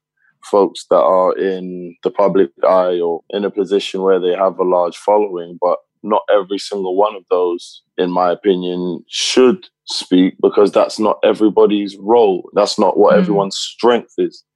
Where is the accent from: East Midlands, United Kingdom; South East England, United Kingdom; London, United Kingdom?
London, United Kingdom; moved away; also born or lived in United States; I grew up in Tottenham. And just growing up in London.